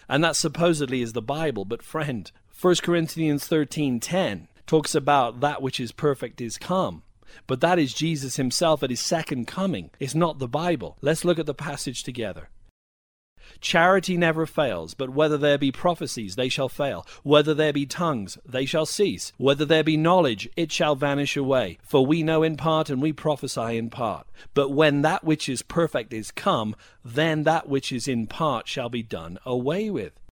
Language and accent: English; United Kingdom; now in United States; I was raised in an Anglican background in the U K. I experienced a dry and dusty religion for many years. I came to the U S